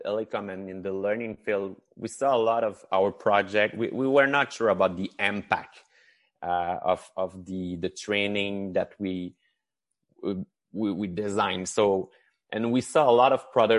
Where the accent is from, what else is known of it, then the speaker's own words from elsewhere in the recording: Chicoutimi, Quebec, Canada; I'm from Chicoutimi. That's the first thing I can say. And this is the huge accent that you're hearing from me. So in the north of Quebec